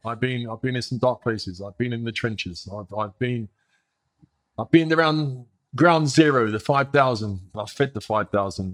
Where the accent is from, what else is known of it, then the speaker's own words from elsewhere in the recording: New York, United States; moved away as an adult; also born or lived in England / Sweden; I grew up in New York. I grew up in New York in the eighties